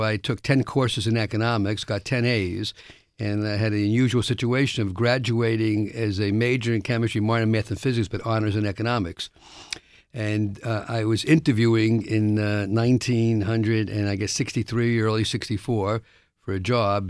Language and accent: English; New York City, New York, United States; I was born in the South Bronx, uh, first generation of my family to get a, born in America